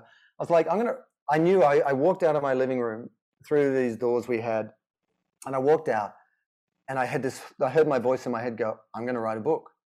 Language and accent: English; Sydney, New South Wales, Australia; I grew up in Sydney